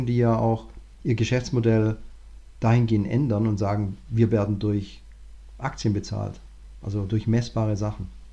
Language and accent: German; Southern Germany, Germany; als, als Deutscher, also vor allem ich komme aus dem Süddeutschen